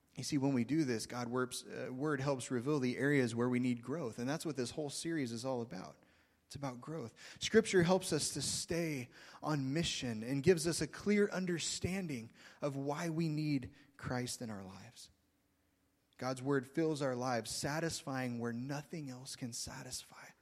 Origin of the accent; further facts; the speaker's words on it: Oklahoma, United States; moved away; I'm from Oklahoma